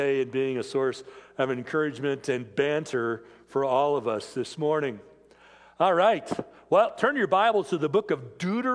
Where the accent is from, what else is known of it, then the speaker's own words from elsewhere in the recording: Federal Way, Washington, United States; moved away; I grew up in the Seattle area. I grew up in Federal Way